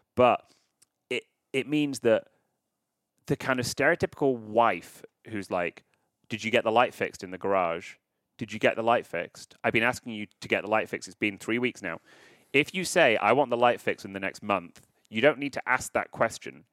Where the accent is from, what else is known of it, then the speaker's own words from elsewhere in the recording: United Kingdom; now in Los Angeles, United States; I live in L A, listeners, even though I am British